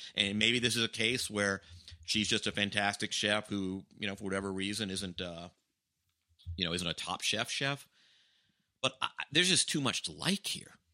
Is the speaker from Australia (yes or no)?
no; Atlanta, Georgia, United States; born or raised there